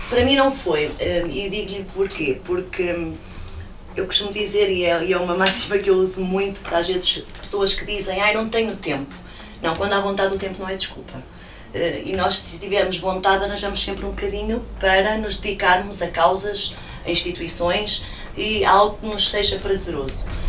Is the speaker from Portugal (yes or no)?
yes; São Paio de Gramaços, Centro, Portugal; eu sou nascida em Criada e criada na, na freguesia de São Pai de Gramazos, as minhas raízes estão lá